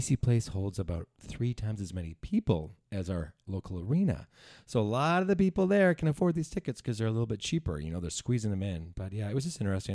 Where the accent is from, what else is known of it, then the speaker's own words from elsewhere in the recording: Langley, British Columbia, Canada; I'm from Langley